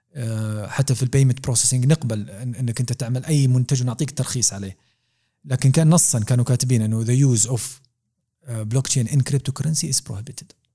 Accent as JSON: {"language": "Arabic", "country": "Saudi Arabia", "said": "احنا عندنا في دول الخليج"}